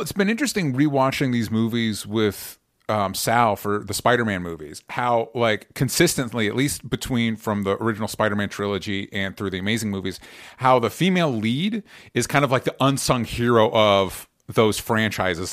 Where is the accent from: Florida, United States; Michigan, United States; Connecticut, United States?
Florida, United States; the part of Florida that I grew up